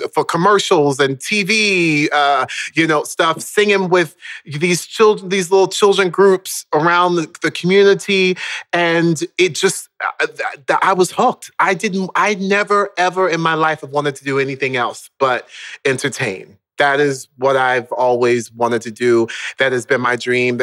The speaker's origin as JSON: {"language": "English", "town": "Orlando", "region": "Florida", "country": "United States", "tie": "born or raised there", "also_born_or_lived": "Baltimore, Maryland", "said": "we then moved down to Orlando, Florida, when I was around the age of 5"}